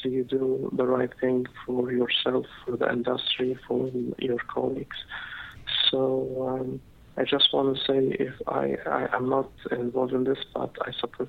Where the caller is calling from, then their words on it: Dubai, United Arab Emirates; This is …. I'm calling from Dubai.